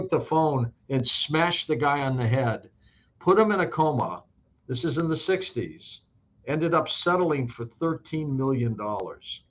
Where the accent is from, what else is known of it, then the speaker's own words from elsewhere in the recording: Detroit, Michigan, United States; moved away; also born or lived in Saint Louis; I was born in Detroit, but I've been in Saint Louis for a long time